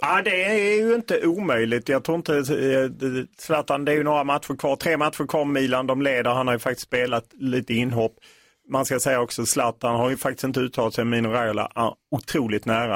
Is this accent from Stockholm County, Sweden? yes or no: no; Skåne, Sweden; jag kommer ju från Skåne